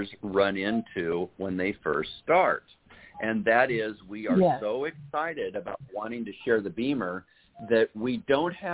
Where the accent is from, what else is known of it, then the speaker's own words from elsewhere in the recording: Urbandale, Iowa, United States; moved away; I'm originally from Des Moines, from Urbandale